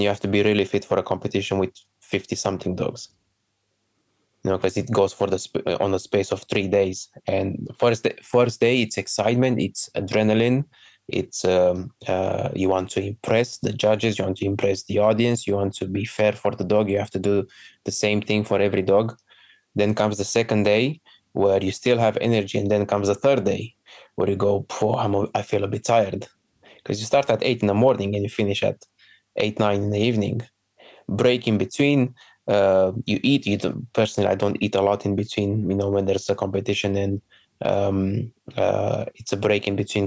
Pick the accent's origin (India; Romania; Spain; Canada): Romania; moved away as an adult; now in United Kingdom; my home country